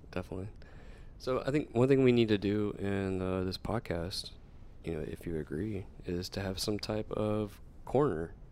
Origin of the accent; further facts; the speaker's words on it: Nashville, Tennessee, United States; moved away as an adult; originally I'm from Nashville, Tennessee, but I did join the Air Force and I got a station here